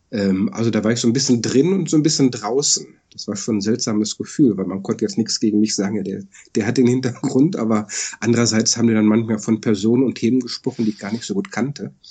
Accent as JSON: {"language": "German", "country": "Germany", "lives_now": "Netherlands", "said": "ich bin halt Deutsche, der im Ausland wohnt."}